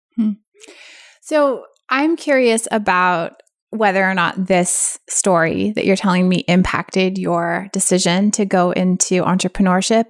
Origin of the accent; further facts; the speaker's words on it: San Francisco Bay Area, California, United States; I grew up in the San Francisco Bay Area